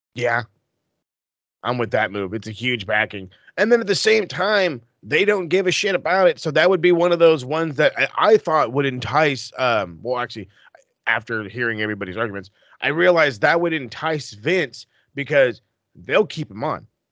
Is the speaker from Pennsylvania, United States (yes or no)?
no; California, United States; as a Californian